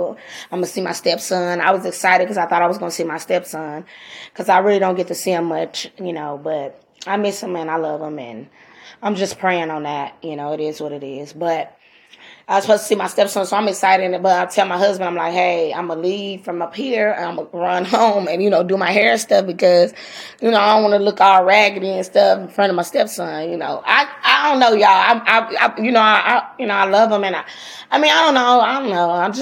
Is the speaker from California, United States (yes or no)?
yes; Los Angeles, California, United States; I'm a girl from Watts